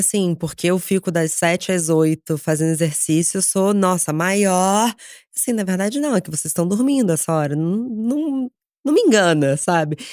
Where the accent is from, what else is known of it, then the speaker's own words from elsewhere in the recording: Rio de Janeiro, Brazil; now in São Paulo, Brazil; eu cresci no Rio